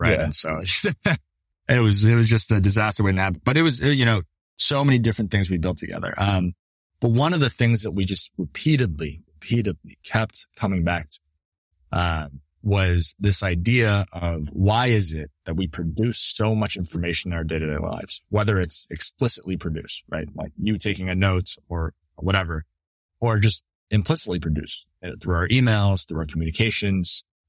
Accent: Canada; now in United States; you know, as a Canadian, I needed to actually go to a place that would sponsor my visa.

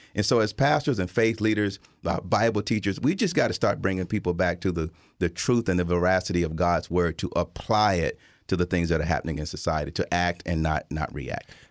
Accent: Tuscaloosa, Alabama, United States; now in Chicago, United States; I grew up in Tuscaloosa, Alabama, at the tail end of segregation

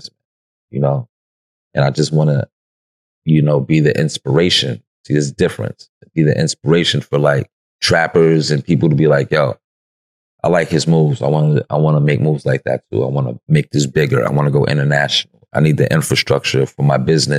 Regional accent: New York City, New York, United States; I'm from New York

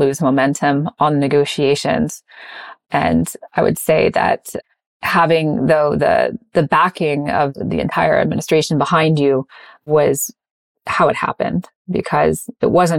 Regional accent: Indiana, United States; moved away; growing up in Indiana

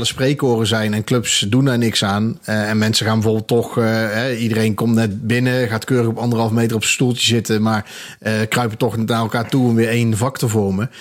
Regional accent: Eindhoven, North Brabant, Netherlands; now in Breda, Netherlands; Ja, ik kom oorspronkelijk uit Eindhoven. Dus ik ben in mijn twintigste ongeveer ben ik naar Breda verhuisd.

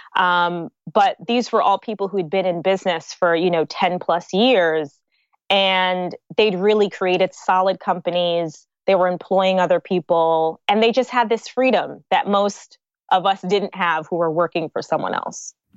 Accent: United States; moved away as an adult; also born or lived in New York / New Jersey; now in Lagos, Nigeria; So I grew up in New York and I grew up in New Jersey. So okay. I kind of did half of my life in, in each state

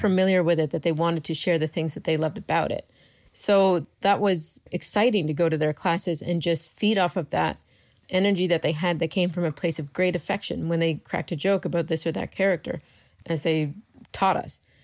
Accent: Canada; moved away as an adult; I live in my hometown

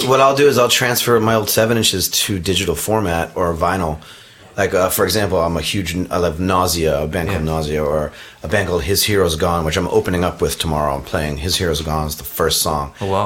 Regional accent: Providence, Rhode Island, United States; my area where I grew up in Providence, Rhode Island

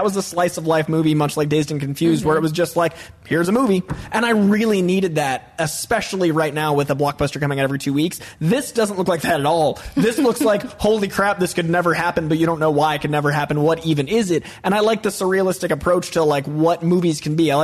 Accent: New England, United States; I'm from New England

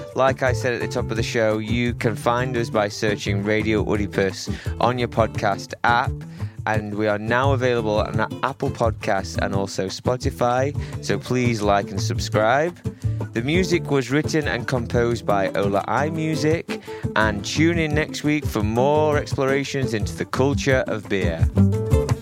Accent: Sheffield, Yorkshire and the Humber, United Kingdom; my hometown team of Sheffield Wednesday, shout out to Sheffield

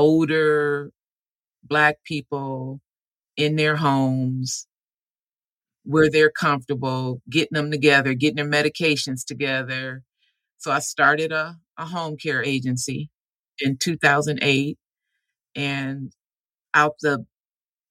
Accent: Omaha, Nebraska, United States; moved away as an adult; I'm from Omaha, Nebraska. I was born there

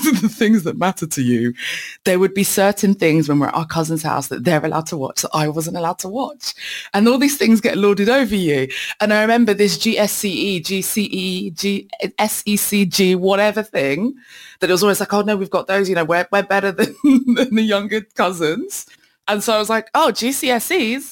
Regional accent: London, United Kingdom; I grew up in East London

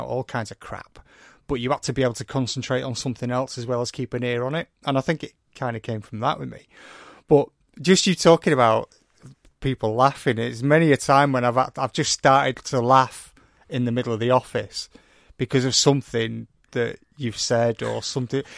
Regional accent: St Helens and Wigan, North West England, United Kingdom; I come from Saint Helens and Wigan

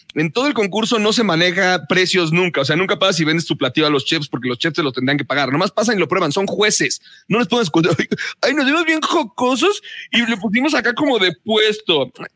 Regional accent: Mexico City, Mexico; Soy ese chilango

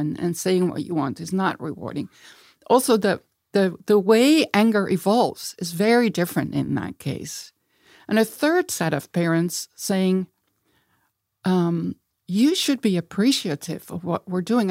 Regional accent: Eindhoven, North Brabant, Netherlands; moved away as an adult; also born or lived in Amsterdam; I was born in Amsterdam. I grew up in a place, Eindhoven, where my dad worked for Philips.

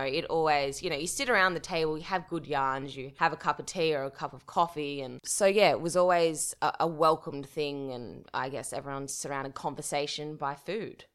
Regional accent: Dubbo, New South Wales, Australia; I'm from Dubbo, a regional town, which is, I guess, five hours drive from Sydney. I was born and bred there

